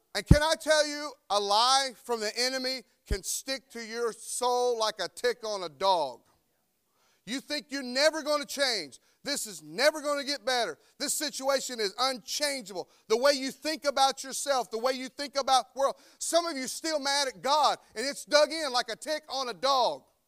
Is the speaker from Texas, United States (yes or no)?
no; North Carolina, United States; moved away; I'm from North Carolina. And I've tried for twenty-one or two, I don't know how long I've been here, years to shake this accent, but I can't do it